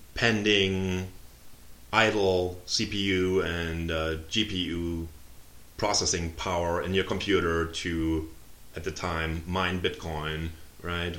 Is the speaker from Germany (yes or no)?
yes; Germany; English is a second language; moved away as an adult; also born or lived in Tampa, Florida / Munich; now in United States; I'm uh, originally born and raised in Germany uh, until age 23, and then I moved to the US